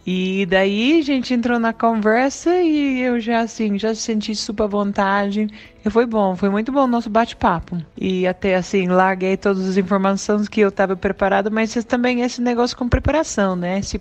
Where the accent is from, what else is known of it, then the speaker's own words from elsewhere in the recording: Australia; Portuguese is a second language; moved away as an adult; now in Brazil; eu sou da Austrália, já faço seis anos que moro aqui no Brasil